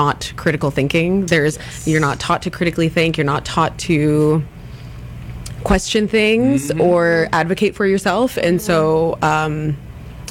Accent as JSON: {"language": "English", "town": "Ladner", "region": "British Columbia", "country": "Canada", "tie": "born or raised there", "said": "our young adult lives growing up in Ladner"}